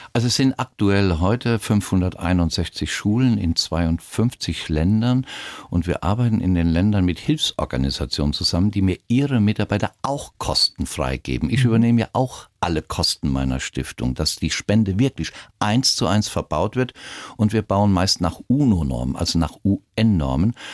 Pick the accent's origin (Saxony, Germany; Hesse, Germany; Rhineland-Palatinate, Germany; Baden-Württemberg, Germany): Rhineland-Palatinate, Germany; mich ausbilden lassen in meiner Heimat in Rheinland-Pfalz zum Piloten